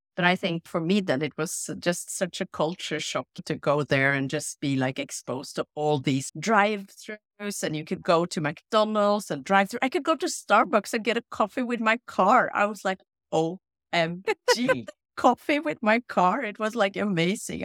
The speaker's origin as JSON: {"language": "English", "region": "Oslo", "country": "Norway", "tie": "born or raised there", "also_born_or_lived": "United States / Tunisia / France / Trinidad and Tobago", "moved": "as an adult", "said": "I grew up in Oslo, uh, with my mom"}